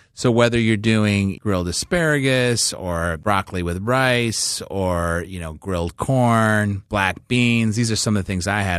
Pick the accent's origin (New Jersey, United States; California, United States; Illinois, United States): Illinois, United States; Chicago; moved away; I grew up in Chicago